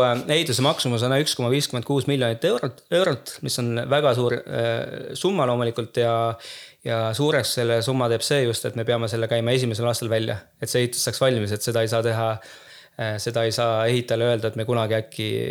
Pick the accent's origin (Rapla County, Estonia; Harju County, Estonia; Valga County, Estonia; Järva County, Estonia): Harju County, Estonia; Tallinn; moved away as an adult; now in Pärnu, Estonia; ma olen küll Tallinnast pärit, aga ma tunnen ka, et ma olen nagu pool pärnakas